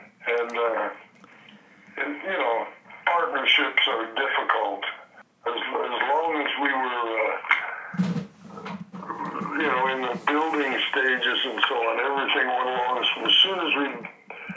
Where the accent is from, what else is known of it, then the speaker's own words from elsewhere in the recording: Saskatchewan, Canada; moved away as an adult; now in Edmonton, Canada; I still feel as though I'm from Saskatchewan